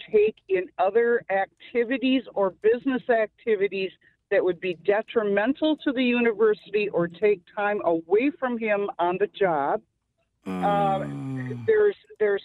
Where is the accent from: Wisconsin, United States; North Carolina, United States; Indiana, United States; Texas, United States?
Wisconsin, United States; La Crosse; now in Raytown, United States; I grew up in La Crosse, Wisconsin.